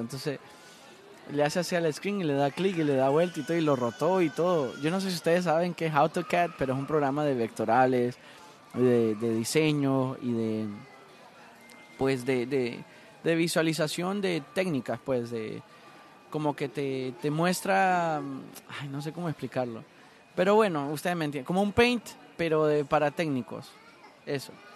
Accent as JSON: {"language": "Spanish", "country": "Honduras", "moved": "as an adult", "lives_now": "Miami, United States", "said": "ser hondureño"}